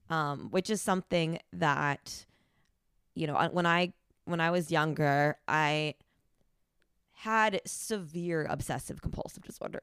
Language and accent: English; New Jersey, United States; born or raised there; moved away